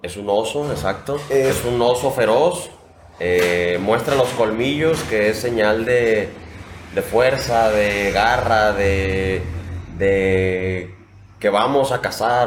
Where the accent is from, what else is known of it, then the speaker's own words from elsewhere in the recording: La Floresta, Nayarit, Mexico; also born or lived in Tepic; Yo vivo en la floresta eh, perdón, vivía, ahí crecí